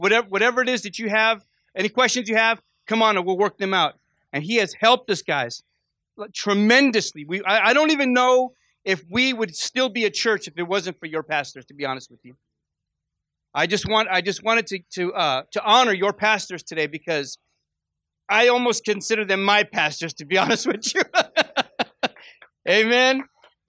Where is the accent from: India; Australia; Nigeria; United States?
United States; Fresno, California; now in Las Vegas, United States; I came from Fresno, California, and when God called me to Vegas, my pastor told me, you're going to have to go get yourself a job.